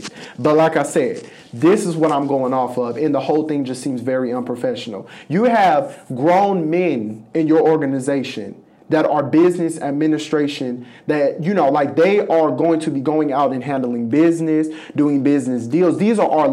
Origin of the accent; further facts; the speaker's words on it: Los Angeles, California, United States; moved away as an adult; now in Jefferson City, United States; I'm from Los Angeles, California